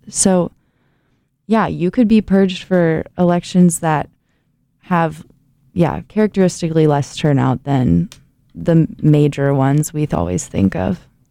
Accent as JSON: {"language": "English", "region": "Ohio", "country": "United States", "tie": "born or raised there", "moved": "as an adult", "lives_now": "Indiana, United States", "said": "my home state, Ohio"}